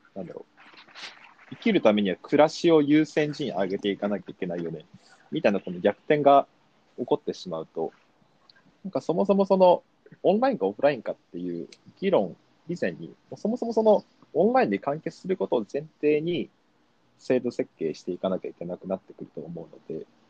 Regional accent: Kumamoto, Japan; moved away as an adult; now in Tokyo, Japan; 育ちは、えっと、熊本県出身で、うん、えー、まあ、生まれも育ちも阿蘇山っていう大きな火山のある、うん、ところなんですけど、そこのふもとの田舎町で生まれ育って

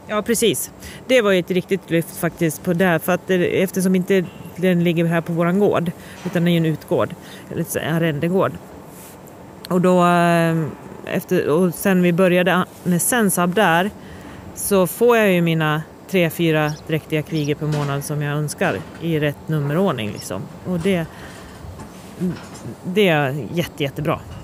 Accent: Sweden; jag är otroligt stolt svensk bonde

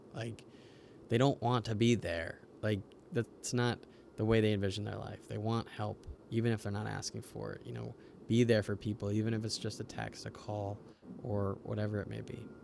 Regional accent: United States; we're from the United States

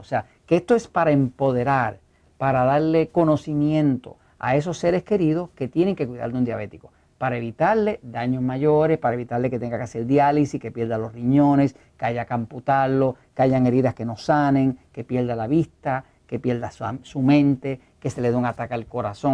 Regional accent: Puerto Rico; accent: Puerto Rican; Acá hablamos puertorriqueño, no sabemos hablar español, eh, hablamos spanglish

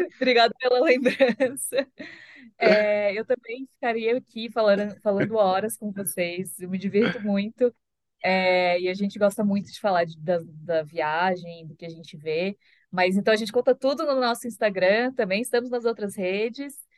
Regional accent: Florianópolis, Santa Catarina, Brazil; moved away; eu sou de Floripa. Então, eu também cresci no mar

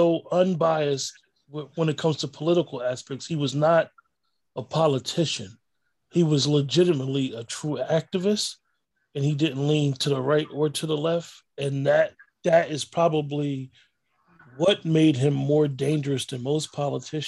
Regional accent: New Jersey, United States; also born or lived in Newark, New Jersey; growing up in North Jersey, I knew a lot of elders that knew him.

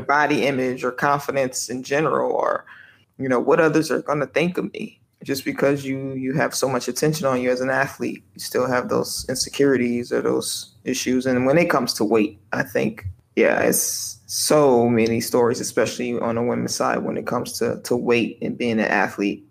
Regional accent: United States; moved away as an adult; as the foreigner, as the American

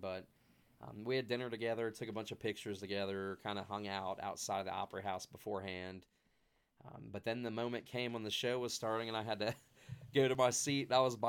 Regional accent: Ohio, United States; so I just say Cincinnati, but because I'm from a small town in between Cincinnati and Dayton, as you know.

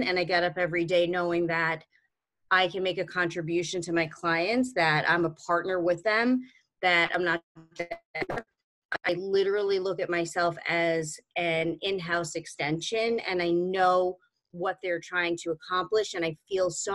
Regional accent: New York City, New York, United States; I'm originally from Brooklyn and grew up in New York, basically grew up in New York City my whole life

